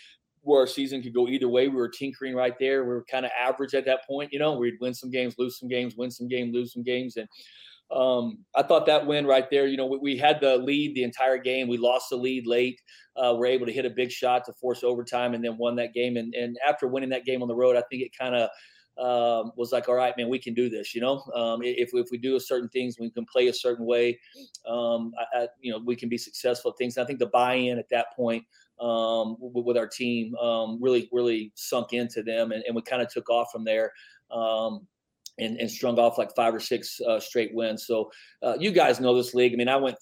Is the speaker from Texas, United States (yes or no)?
yes; Midland, Texas, United States; now in El Paso, United States; I grew up in Midland, and when I grew up, it was kind of the Billy Gillespie, the Doc Sadler, the Tony Barbie days